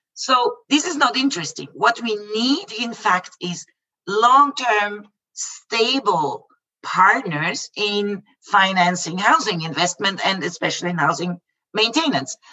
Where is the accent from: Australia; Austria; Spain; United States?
Austria; Vienna; the capital that is closest to my hometown to vienna